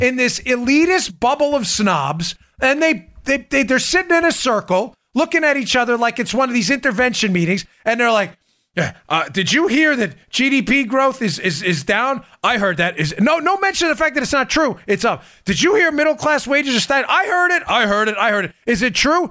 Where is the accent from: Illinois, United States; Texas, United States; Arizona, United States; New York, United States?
New York, United States; moved away; I grew up in New York